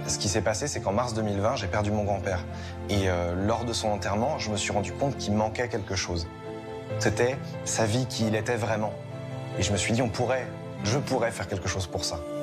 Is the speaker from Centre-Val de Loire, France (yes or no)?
yes; Centre-Val de Loire, France; now in Rennes, France; j'habite à Rennes mais je suis né en Loiret